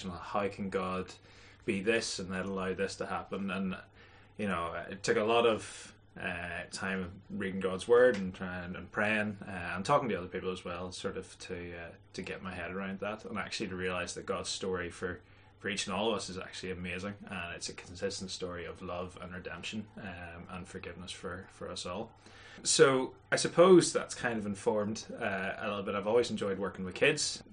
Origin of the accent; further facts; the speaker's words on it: near Lurgan, Northern Ireland, United Kingdom; moved away as an adult; now in Coleraine, United Kingdom; I grew up just outside Lurgany, a place called Marilyn